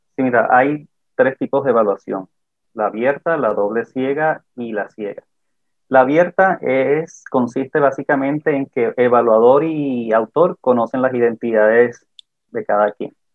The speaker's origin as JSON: {"language": "Spanish", "region": "Caribbean Region", "country": "Colombia", "said": "yo soy del Caribe colombiano"}